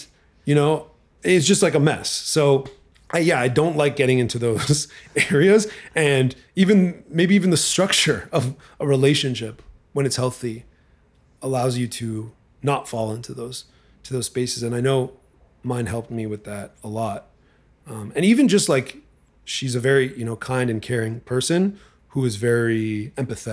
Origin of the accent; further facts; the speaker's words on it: Montreal, Quebec, Canada; moved away as an adult; now in Los Angeles, United States; I was just here as a Canadian tourist